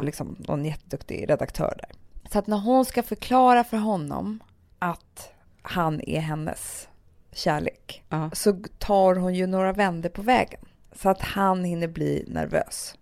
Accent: Stockholm, Stockholm County, Sweden; Södermalm där vi växte upp med Alex

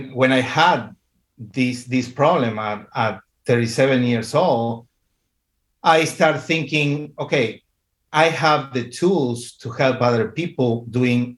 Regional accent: Argentina; At this moment, I live in Argentina. I am from Argentina.

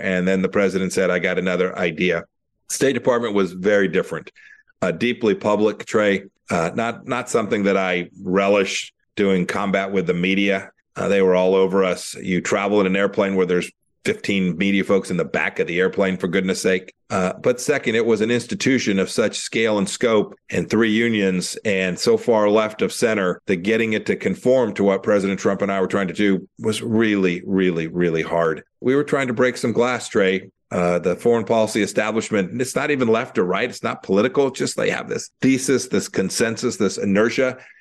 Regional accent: Santa Ana, California, United States; I grew up in Santa Ana, California, in Orange County

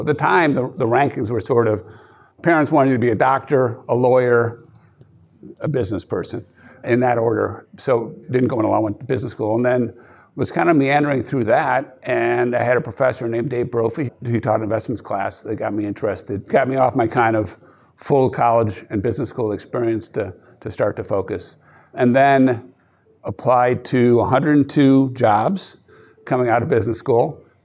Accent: outside Chicago, Wisconsin, Midwest, United States; I grew up outside Chicago and then went to a high school in Lilton, Wisconsin, five thousand people.

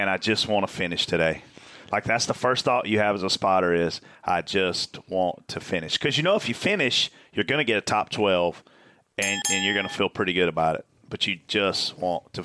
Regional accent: South Carolina, United States; I'm from South Carolina

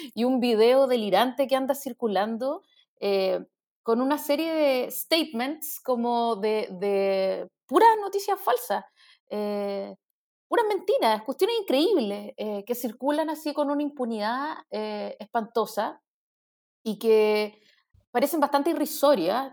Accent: Chile

